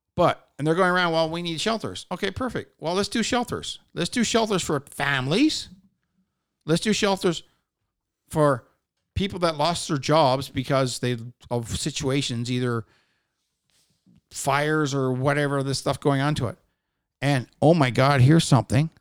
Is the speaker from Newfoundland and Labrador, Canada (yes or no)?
yes; Newfoundland and Labrador, Canada; I'm fucking from Newfoundland.